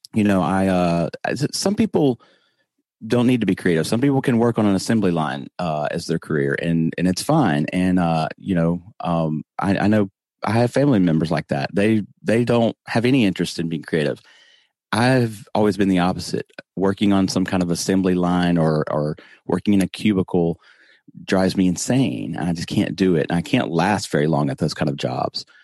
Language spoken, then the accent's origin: English; the South, United States; accent: Southern; I'm from the South. I try not to talk like this, but, you know, I, I do have a Southern accent